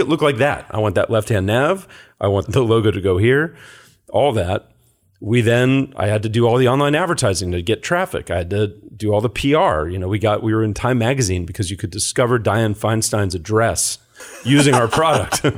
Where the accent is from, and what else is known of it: San Carlos, California, United States; born or raised there; also born or lived in Lafayette, California